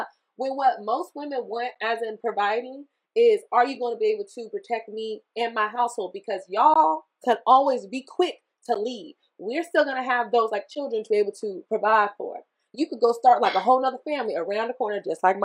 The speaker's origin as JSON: {"language": "English", "region": "the South", "country": "United States", "said": "I was from the South"}